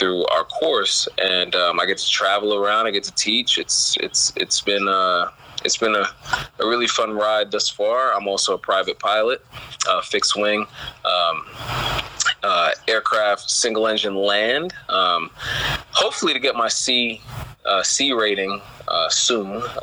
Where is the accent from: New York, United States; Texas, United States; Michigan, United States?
New York, United States; New York City; I grew up in Brooklyn